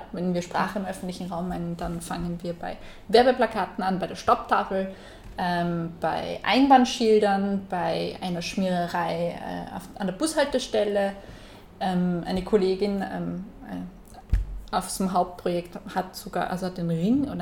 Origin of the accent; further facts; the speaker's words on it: Salzburg, Austria; in Salzburg äh, ich komme aus Salzburg und da gibt es einen, einen Schranken.